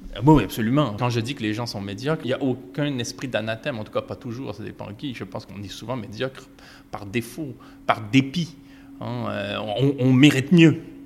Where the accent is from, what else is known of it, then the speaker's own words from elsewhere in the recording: Quebec, Canada; chez nous au Québec